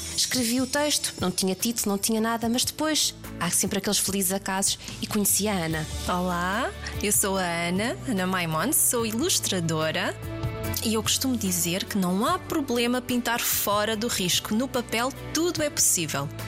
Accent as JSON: {"language": "Portuguese", "region": "Lisbon", "country": "Portugal", "tie": "born or raised there", "said": "nasci em Lisboa"}